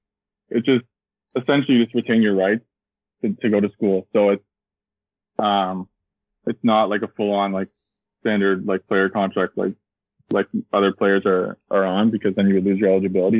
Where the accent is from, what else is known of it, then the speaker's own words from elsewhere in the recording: Kitchener, Ontario, Canada; I'm 22 from Kitchener, Ontario